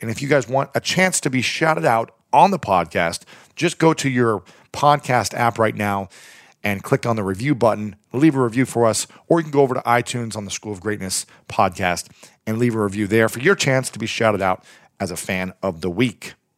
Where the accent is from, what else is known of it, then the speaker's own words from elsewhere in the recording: Delaware, Ohio, United States; moved away; also born or lived in Columbus, Ohio; I grew up in Delaware, Ohio, lived in Columbus for many years